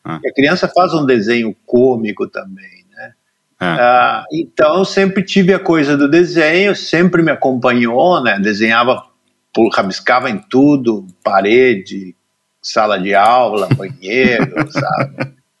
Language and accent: Portuguese; Cachoeira do Sul, Rio Grande do Sul, Brazil; Eu nasci em Cachoeira do Sul, no interior, bem no centro do Rio Grande do Sul